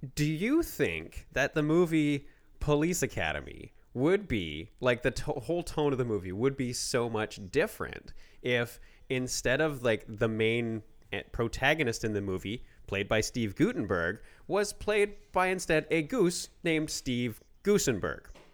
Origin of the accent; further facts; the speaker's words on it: Canada; we are Canadian